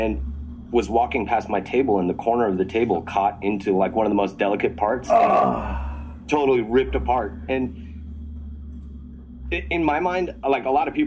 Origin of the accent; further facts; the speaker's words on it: Albuquerque, New Mexico, United States; moved away as an adult; I grew up in Albuquerque from ages 0 to 18